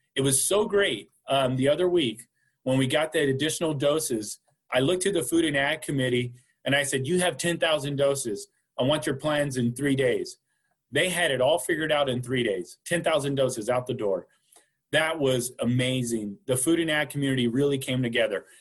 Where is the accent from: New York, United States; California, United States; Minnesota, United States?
California, United States; Wasco; now in Fresno County, United States; growing up in the Kern County area in Wasco specifically.